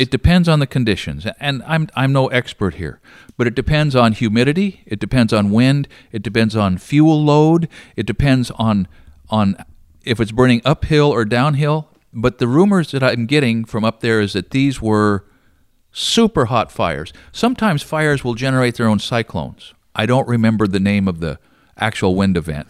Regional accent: Roseburg, Oregon, United States; also born or lived in Glide, Oregon; I was born here in Roseburg in nineteen fifty-eight, and, uh, went all twelve years to the Glide School District.

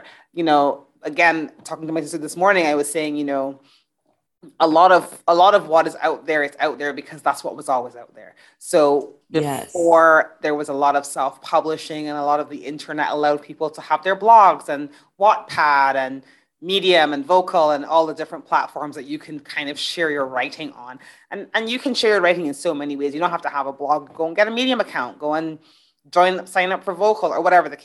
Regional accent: Barbados; moved away; also born or lived in England; I grew up in Barbados. I was living in England at the time

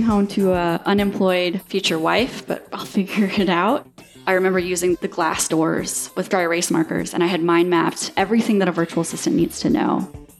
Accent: Destin, Florida, United States; I am from Destin, Florida, and I am 34 years old.

